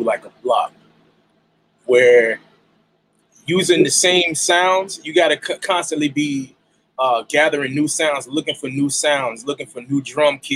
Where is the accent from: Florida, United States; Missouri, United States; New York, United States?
Florida, United States; Jacksonville; I'm from Jacksonville, Duval County